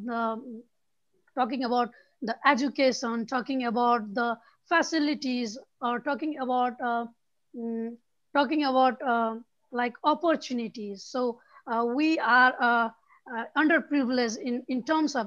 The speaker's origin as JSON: {"language": "English", "country": "Nepal", "said": "I'm from Nepal"}